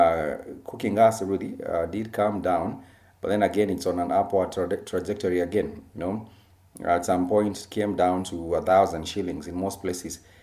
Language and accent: English; Kenya; our Kenyan people